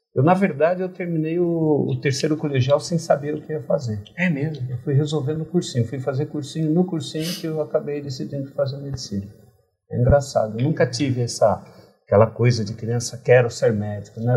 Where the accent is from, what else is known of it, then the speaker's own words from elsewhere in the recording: Tupã, São Paulo, Brazil; moved away; nasci em Tupã, uma cidade pequena no interior do estado de São Paulo